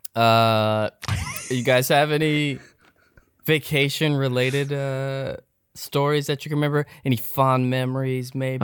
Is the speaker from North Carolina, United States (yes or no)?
no; Seattle, Washington, United States; I'm from Seattle